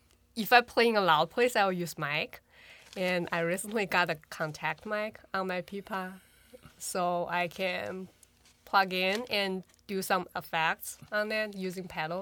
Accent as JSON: {"language": "English", "country": "China", "moved": "as an adult", "lives_now": "Rochester, United States", "said": "I'm from China, and I moved to Rochester 2 years and a half. Years ago"}